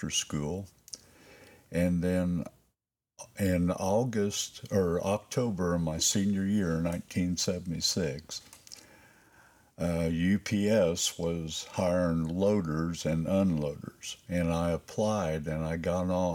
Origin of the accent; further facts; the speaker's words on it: Lawrenceburg, Indiana, United States; I was born in Lawrenceburg, Indiana, Durbin County Hospital